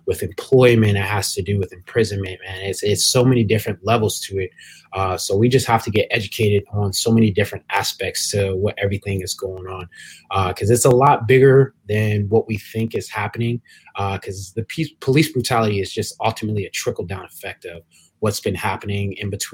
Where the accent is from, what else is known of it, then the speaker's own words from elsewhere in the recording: Williamsburg, Virginia, United States; I grew up in Williamsburg, Virginia, which is pretty much a PWI